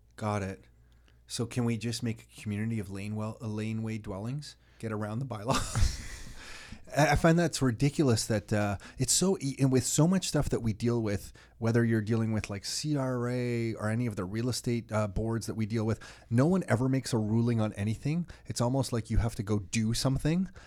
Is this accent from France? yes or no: no; Mississauga, Ontario, Canada; also born or lived in Toronto; I was born in Toronto, but raised in Mississauga.